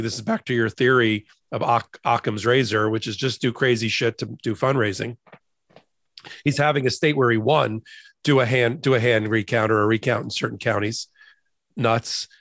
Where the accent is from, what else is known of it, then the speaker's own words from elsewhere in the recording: New Jersey, United States; I'm from New Jersey. It's pronounced Monmouth